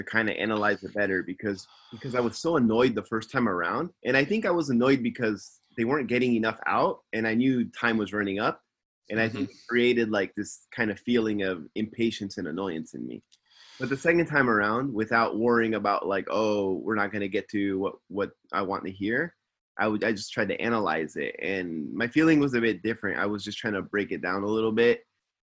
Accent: Simi Valley, California, United States; now in Tokyo, Japan; I'm living in Tokyo, Japan, and I'm from Simi Valley, California.

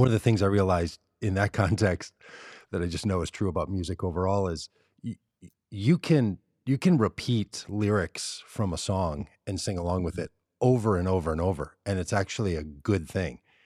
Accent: Minneapolis, Minnesota, United States; I grew up in Minneapolis

